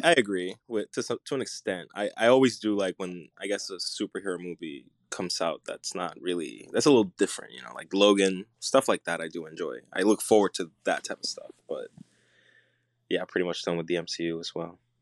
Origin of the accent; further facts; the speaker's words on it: Puerto Rico; I'm, I'm Puerto Rican. I grew up in Puerto Rico